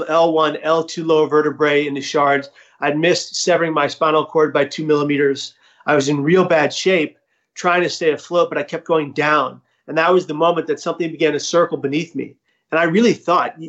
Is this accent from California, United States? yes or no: yes; San Francisco, California, United States; now in Atlanta, United States; I was born in the Tenderloin of San Francisco